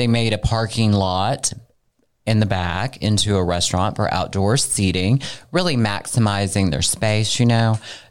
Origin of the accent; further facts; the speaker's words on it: Arkansas, United States; I'm from Arkansas